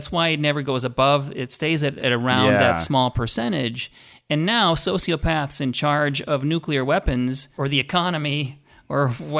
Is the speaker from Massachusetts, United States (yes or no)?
no; Minnesota, United States; I grew up in Minnesota.